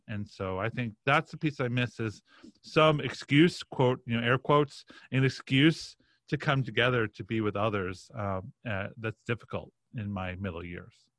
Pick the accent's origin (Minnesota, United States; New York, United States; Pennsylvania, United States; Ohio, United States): New York, United States; Roslyn; I grew up in a, a town called Roslyn